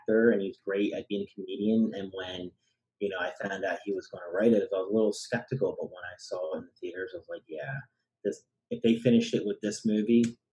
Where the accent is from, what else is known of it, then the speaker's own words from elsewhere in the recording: New Jersey, United States; my home state of Blairstown, New Jersey